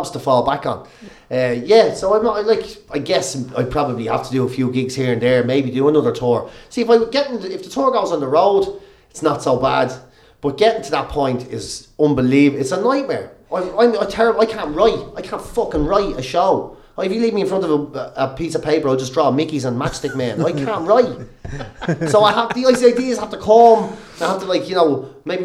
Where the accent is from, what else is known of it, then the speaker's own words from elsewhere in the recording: Ireland; growing up in Ireland